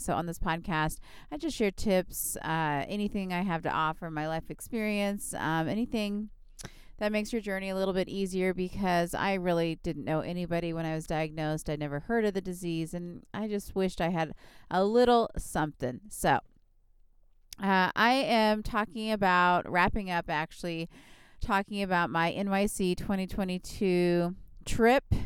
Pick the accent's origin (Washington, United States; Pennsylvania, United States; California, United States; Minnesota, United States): California, United States; Southern; I'm from Southern California where we have a lot of Mexican food